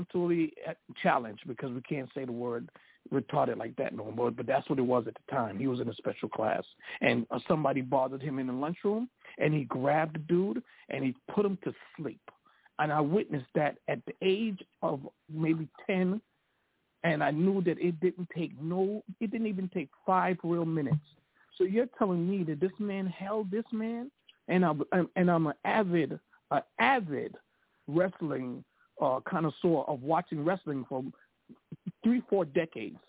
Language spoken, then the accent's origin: English; New York, United States; I'm a New Yorker